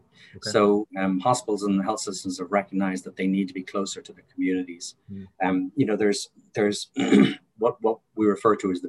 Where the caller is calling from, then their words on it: Havertown, Pennsylvania, United States; I'm located in Havertown, Pennsylvania, but my offices are downtown Philadelphia.